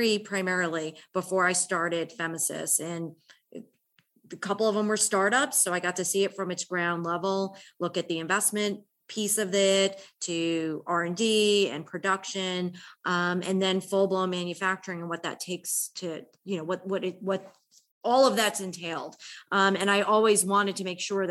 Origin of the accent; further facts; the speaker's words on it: United States; moved away as an adult; now in Atlanta, United States; I'm originally from the New York, New Jersey area. I came to Atlanta in 1995